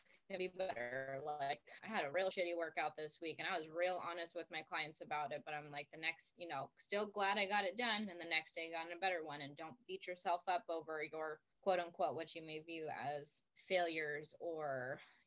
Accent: Arizona, United States; I'm from Arizona

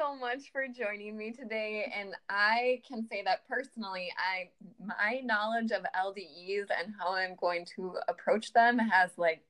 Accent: Minnesota, United States; I am like as Minnesotan, as Northern, like Swedish as you can get.

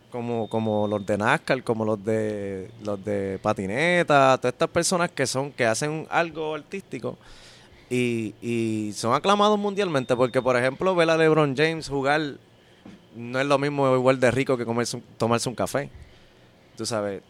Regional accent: Caguas, Puerto Rico; yo soy de Cagua

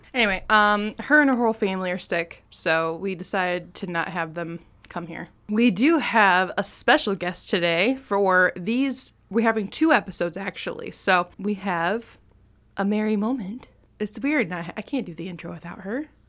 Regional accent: Allegan, Michigan, United States; Shulow's in Allegan, um, which is my hometown

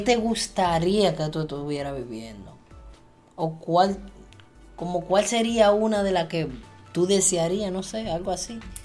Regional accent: Dominican Republic

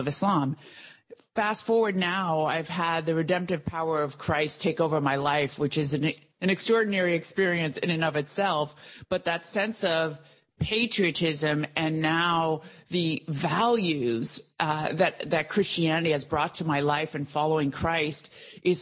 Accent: United States; growing up in the United States. I was born in this country

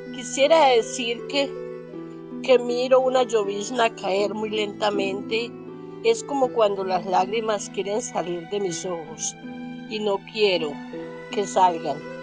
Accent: Caicedo, Antioquia, Colombia; moved away as an adult; now in Medellín, Colombia; soy paisa. Vengo del municipio, un municipio llamado Caicedo, Antioquia.

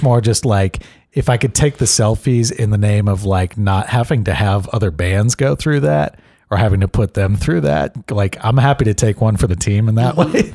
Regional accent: Miami, Florida, United States; growing up in Miami

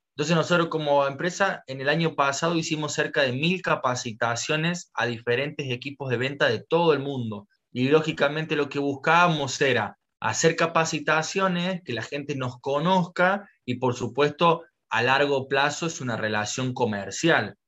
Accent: Córdoba, Argentina; moved away as an adult; now in Orlando, United States; Originalmente soy de Córdoba, Argentina

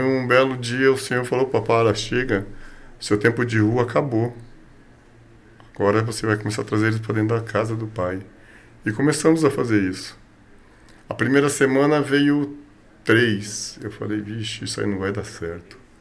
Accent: São Paulo, Brazil; Nasci e me criei em Guianazes

